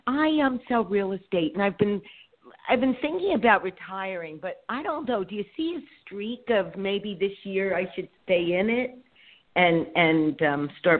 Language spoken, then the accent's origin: English; California, United States; also born or lived in Philadelphia, Pennsylvania; but I grew up in California where I am.